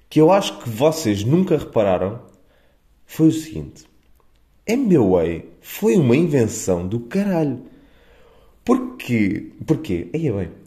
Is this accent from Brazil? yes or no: no; Évora, Alentejo, Portugal; Eu considero-me eburense é neste momento. Eu não sou do Pinhal Novo. Eu sou eburense, é percebem?